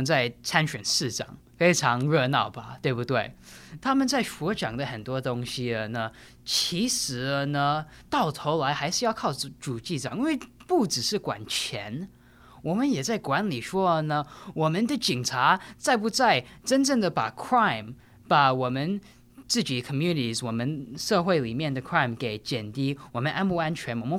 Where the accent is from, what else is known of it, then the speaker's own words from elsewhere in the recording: New York City, New York, United States; 我是纽约出生长大的。